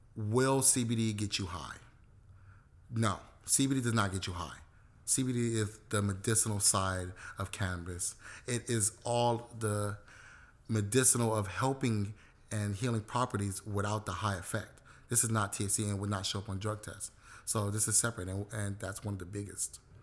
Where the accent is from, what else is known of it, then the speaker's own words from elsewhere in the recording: Los Angeles, California, United States; I was born and raised in South Central, but I have historical ties to both Belize and Jamaica